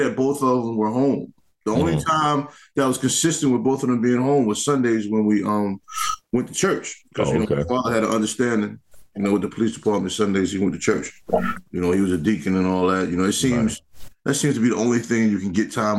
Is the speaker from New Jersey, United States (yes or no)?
no; New York City, New York, United States; moved away; also born or lived in Washington, D.C.; even growing up in New York